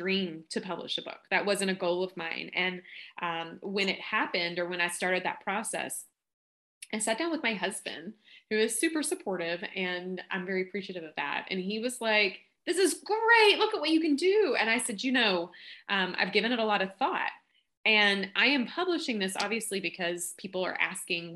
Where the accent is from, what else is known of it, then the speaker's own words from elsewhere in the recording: Kentucky, United States; accent: Southern drawl; I'm from Kentucky. I'm not sure if you picked up on the accent